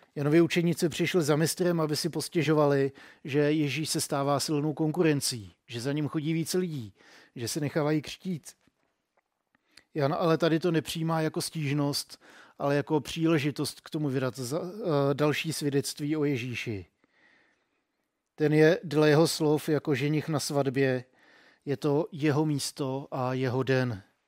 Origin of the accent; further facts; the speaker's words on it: Czechia; jsem byl hrozně hrdý na to, že jsem Čech